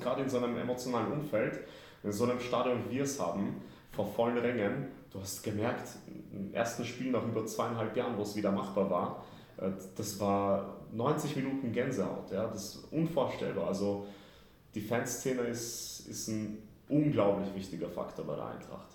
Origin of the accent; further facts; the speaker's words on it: Vienna, Austria; moved away as an adult; also born or lived in Kraków, Poland; now in Frankfurt, Germany; Aber ich bin schon im Alter von zwei nach Wien gezogen mit der Familie damals habe da über 30 Jahre gelebt